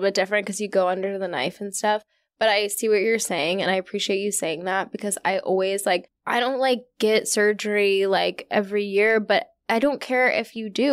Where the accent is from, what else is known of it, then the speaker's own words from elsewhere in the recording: Virginia, United States; I'm from Virginia